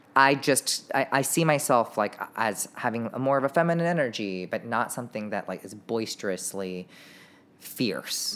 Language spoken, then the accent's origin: English; Irvine, California, United States; We grew up in Irvine.